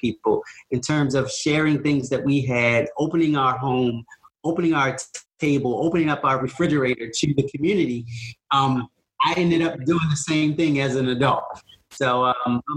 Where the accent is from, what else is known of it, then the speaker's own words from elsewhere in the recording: Baltimore, Maryland, United States; I was born and raised in East Baltimore.